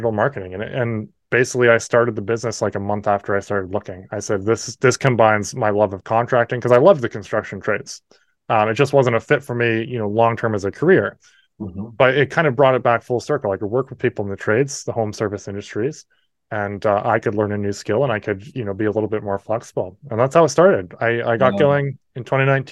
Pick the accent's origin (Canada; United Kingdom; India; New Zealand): Canada; New Brunswick; accent: Canadian; also born or lived in New Hampshire, United States; I'm in New Brunswick, Canada. I was born in New Hampshire, and we moved up when I was 3.